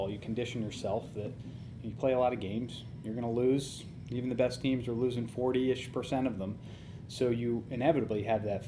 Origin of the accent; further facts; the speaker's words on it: Orange, Connecticut, United States; moved away as an adult; now in Cleveland, United States; when I was a 18-year-old growing up in Orange, Connecticut